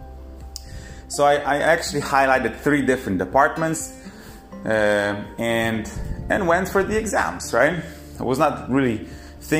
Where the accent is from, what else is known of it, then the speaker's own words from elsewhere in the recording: Poland; I come from Poland, from quite a small town.